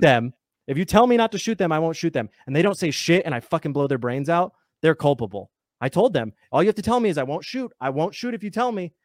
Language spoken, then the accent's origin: English; United States; I'm American